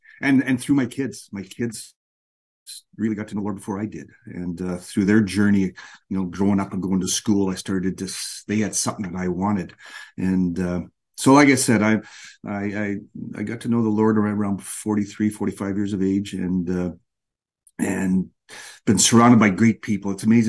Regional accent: Canada; You know, I grew up in Canada in a small farm town, and we went to church.

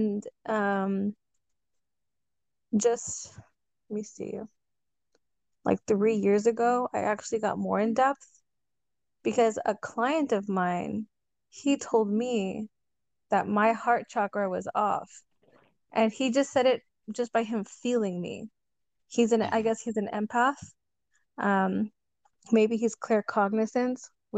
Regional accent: Edinburg, Texas, United States; I'm from Edinburgh, Texas

